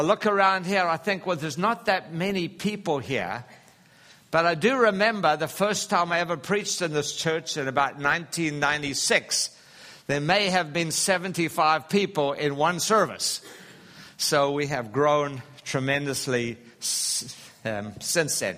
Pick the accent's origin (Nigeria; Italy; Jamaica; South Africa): South Africa; Durban, KwaZulu-Natal; moved away; the Valley of 1,000 Hills, which is just north of Durban in South Africa where I grew up